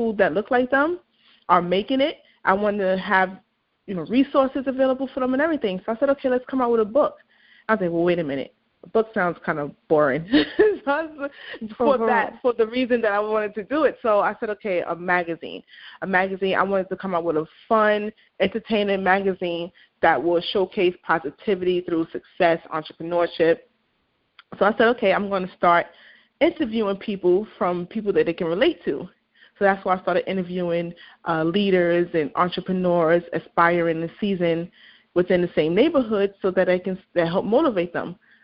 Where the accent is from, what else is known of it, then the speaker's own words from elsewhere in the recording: New York City, New York, United States; I'm from Brooklyn, New York